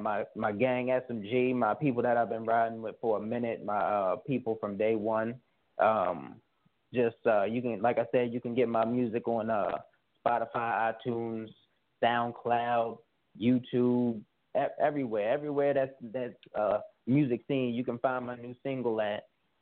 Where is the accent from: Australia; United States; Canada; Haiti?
United States; East Orange, New Jersey; now in Roanoke, United States; I'm out in Roanoke, Virginia, but I'm from New Jersey, East Orange, New Jersey.